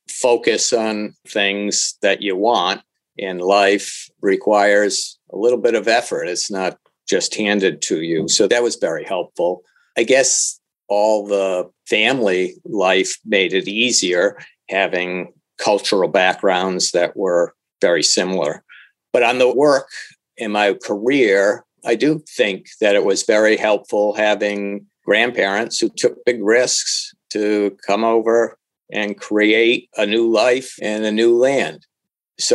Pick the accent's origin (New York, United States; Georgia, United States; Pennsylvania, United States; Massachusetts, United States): Massachusetts, United States; Lynn; born there; also born or lived in Puerto Rico / Indiana; now in Rhode Island, United States; I was born in Lynn, Mass. And a lot of our moves were in the New England area, but we also moved to Puerto Rico and Indiana. And so it was a good variety. I now live in Rhode Island